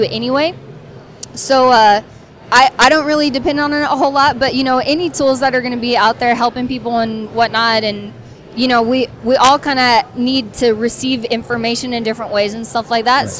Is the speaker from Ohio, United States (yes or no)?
no; Texas, United States; I did. I got out there when I was 8